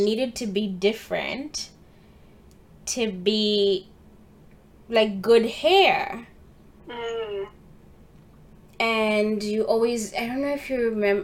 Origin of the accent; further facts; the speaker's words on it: Uganda; moved away; when I was growing up in Uganda, I started by going to international school.